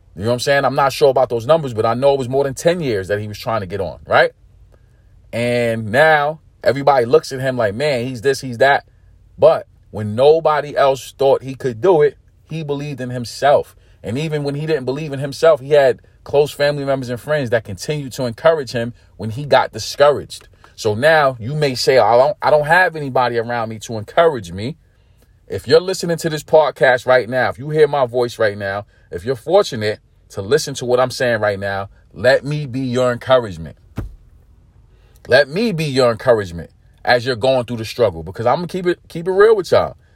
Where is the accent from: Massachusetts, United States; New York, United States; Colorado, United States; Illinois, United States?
New York, United States; New York City; also born or lived in California / Texas; I'm from New York City, born and raised